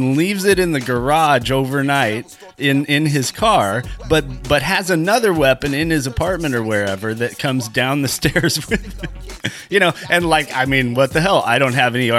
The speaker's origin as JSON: {"language": "English", "town": "Anaheim", "region": "California", "country": "United States", "tie": "born or raised there", "said": "I grew up in Anaheim"}